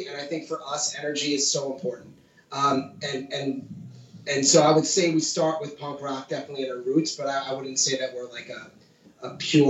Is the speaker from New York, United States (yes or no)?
yes; South Shore of Long Island, New York, United States; So we're from the South Shore of Long Island.